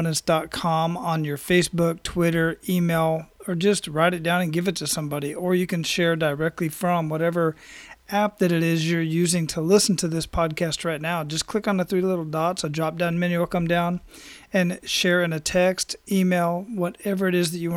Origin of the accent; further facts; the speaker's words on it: Phoenix, Arizona, United States; moved away; Growing up in Phoenix with the dry heat, you know, that's kind of the environment I grew up